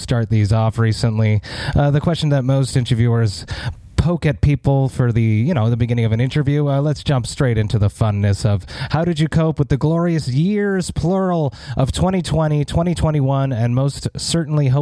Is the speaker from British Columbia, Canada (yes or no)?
no; Montreal, Quebec, Canada; born or raised there